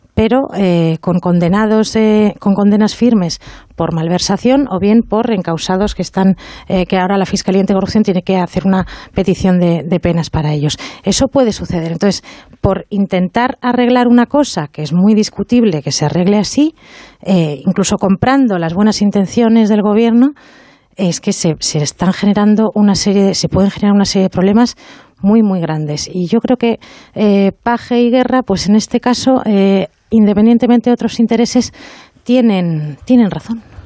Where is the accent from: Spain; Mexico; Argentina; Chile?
Spain; Bilbao, Basque Country; Soy de Bilbao.